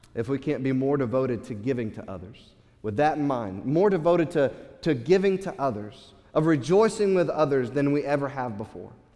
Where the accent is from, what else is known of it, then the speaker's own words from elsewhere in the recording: United States; as Western American, uh, American uh, Christians